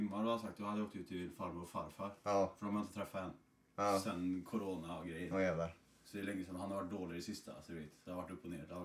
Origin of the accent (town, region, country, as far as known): Sweden; moved away as an adult; now in Norway